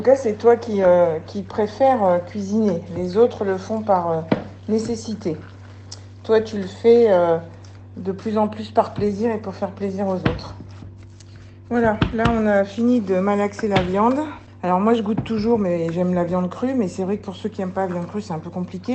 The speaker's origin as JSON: {"language": "French", "country": "France", "tie": "born or raised there", "said": "Je suis née en France, d'un père français qui a été à l'école arménienne"}